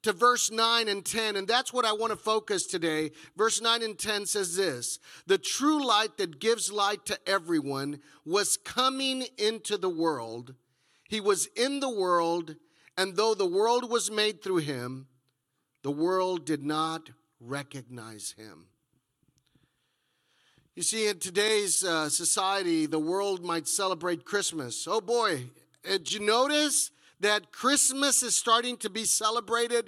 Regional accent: Texas, United States; moved away as an adult; I come from Texas

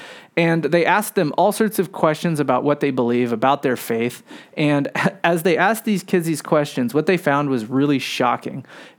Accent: San Francisco, California, United States; So I grew up here in San Francisco, but my parents were college students when they had us.

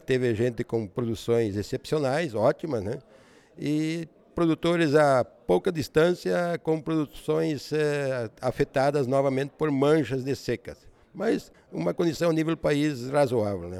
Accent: Missal, Paraná, Brazil; moved away as an adult; now in Paraguay; Sou nascido na cidade de Missal, no Paraná, uma cidade pequena, né? colonizada por alemães, próximo daqui, 75 quilômetros de Foz do Iguaçu

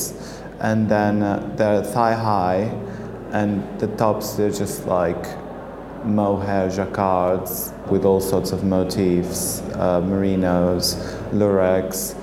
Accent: Portugal; moved away as an adult; now in London, United Kingdom; I'm originally from Portugal, but I've been studying and working in London

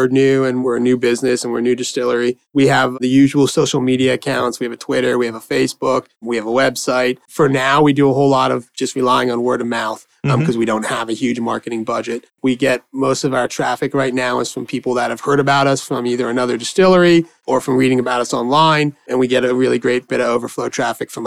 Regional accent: Allentown, Pennsylvania, United States; I was born in Allentown. I went to high school in Allentown. So I kind of grew up here

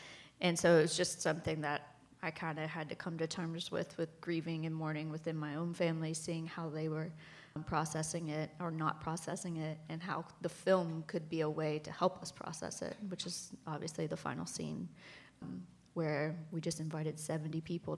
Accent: West Virginia, United States; I'm from West Virginia

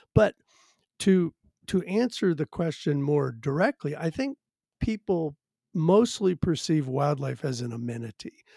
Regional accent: Virginia, United States; now in Washington, United States; I'm actually originally from Virginia and grew up on the edge of the the suburbs

